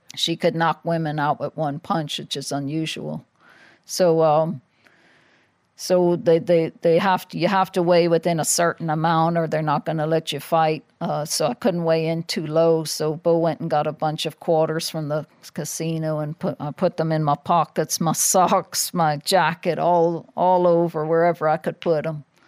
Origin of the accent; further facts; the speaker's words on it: Ireland; moved away; I'm probably the only world champion in history that's not allowed to fight in their own country